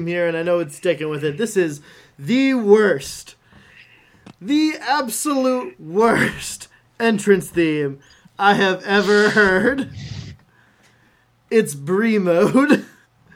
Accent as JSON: {"language": "English", "country": "Canada", "said": "As a Canadian"}